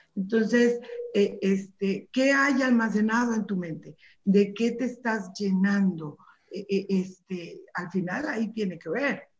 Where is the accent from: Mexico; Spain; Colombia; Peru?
Mexico; como mexicanos